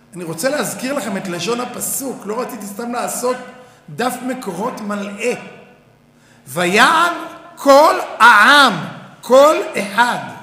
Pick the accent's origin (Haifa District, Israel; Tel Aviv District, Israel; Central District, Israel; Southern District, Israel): Tel Aviv District, Israel; Tel Aviv; אני בא מתל אביב